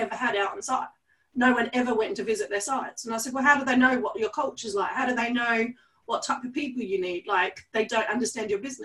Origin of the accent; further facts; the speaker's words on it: Australia; I'm Australian.